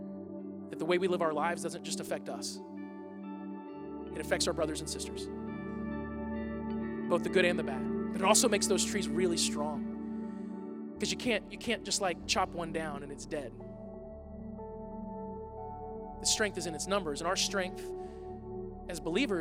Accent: United States; American Christians

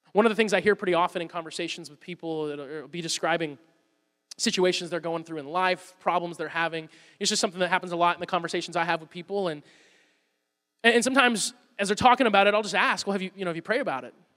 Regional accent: Woodstock, Georgia, United States; I'm from Woodstock, Georgia.

